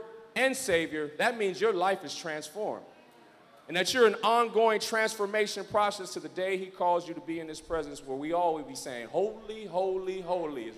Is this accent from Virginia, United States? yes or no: no; San Diego, California, United States; I grew up in San Diego, California.